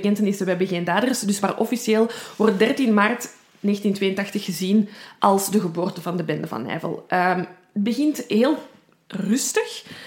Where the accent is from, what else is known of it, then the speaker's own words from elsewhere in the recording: Belgium; accent: Brussels; Ik ben van Brabant.